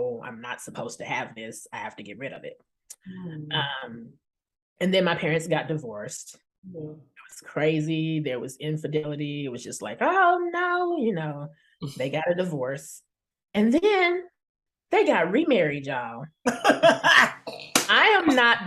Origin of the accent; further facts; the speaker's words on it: Tulsa, Oklahoma, United States; also born or lived in Chicago, Illinois; now in Chicago suburbs, Illinois, United States; I was born in Chicago and raised in Tulsa, Oklahoma